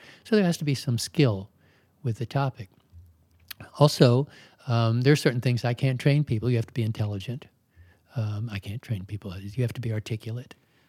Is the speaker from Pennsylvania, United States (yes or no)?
no; Baltimore, Maryland, United States; I was born in Baltimore. I lived all over Maryland.